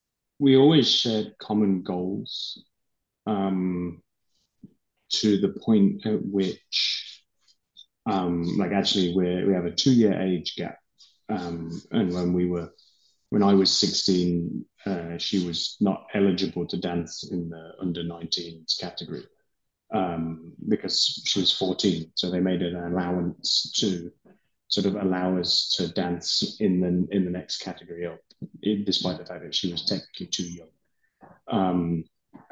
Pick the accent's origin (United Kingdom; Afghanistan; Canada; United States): United Kingdom; England; I'm from one